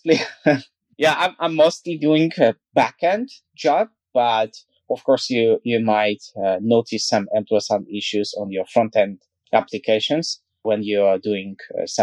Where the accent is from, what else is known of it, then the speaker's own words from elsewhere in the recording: Kaliningrad, Kaliningrad Oblast, Russia; I'm from West Russia, Kaliningrad.